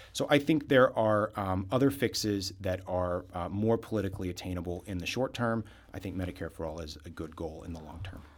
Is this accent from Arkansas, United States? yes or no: no; Southwest Missouri, United States; I am a lifelong Missourian. I was born and raised down in Southwest Missouri.